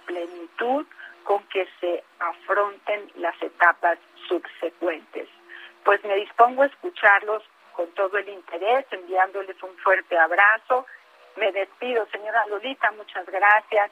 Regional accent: Mexico; Como mexicanos

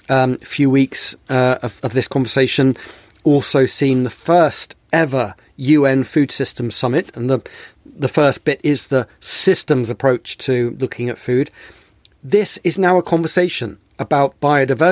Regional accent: Bristol, South West England, United Kingdom; also born or lived in Sicily; I grew up in Bristol

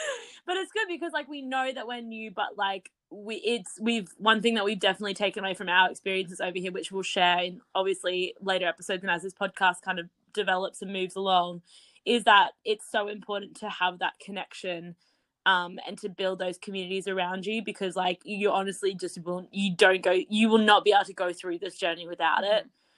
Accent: Brisbane, Queensland, Australia; moved away as an adult; now in London, United Kingdom

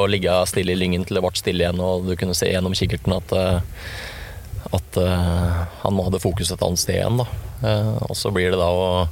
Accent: Sør-Odal, Innlandet, Norway; Født og oppvokst i Sør-Odal

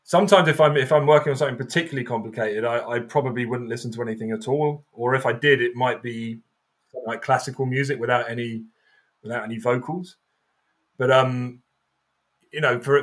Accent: Croydon, London, United Kingdom; I grew up in Croydon

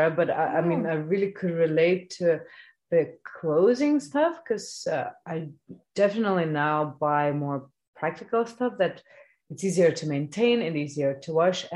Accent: Lithuania; now in Denmark; I come from Lithuania

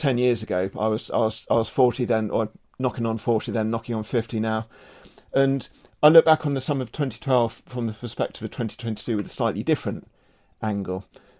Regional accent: United Kingdom; And as a British cycling fan, I remember the lean year when I first got into the sport

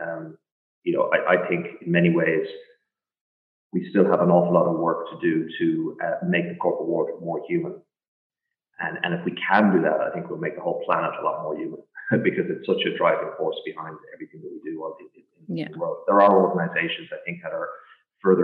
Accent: Ireland; now in Portugal; growing up in Ireland as a kid

